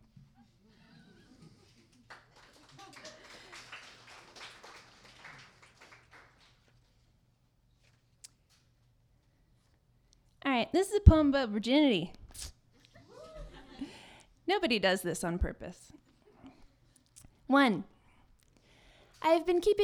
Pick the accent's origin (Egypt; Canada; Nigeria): Canada; Saint John, New Brunswick; now in Vancouver, Canada; I am a New Brunswicker by birth